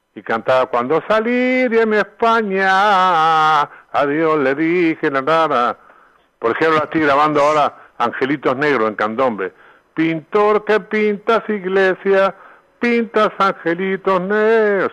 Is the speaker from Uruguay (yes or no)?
yes; Uruguay; moved away as an adult; also born or lived in Argentina / Mexico; yo vine a Uruguay cantidad de veces, estuve 23 años afuera